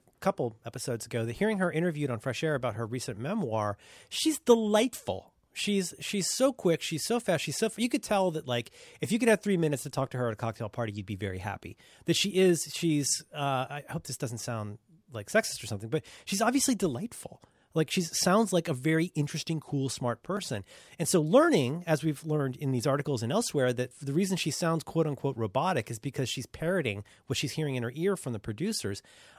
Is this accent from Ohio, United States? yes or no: yes; Ohio, United States; I'm from Ohio. I don't know how to pronounce anything.